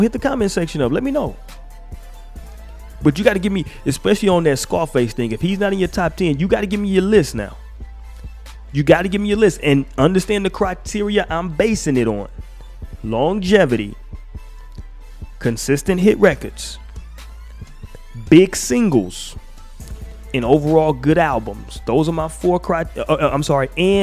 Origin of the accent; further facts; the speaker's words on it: the South, United States; I'm from the South.